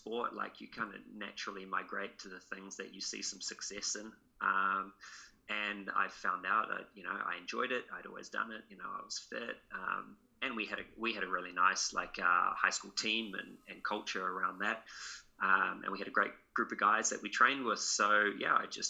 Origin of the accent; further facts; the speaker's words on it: New Zealand; moved away as an adult; also born or lived in Netherlands; now in London, United Kingdom; I am a Kiwi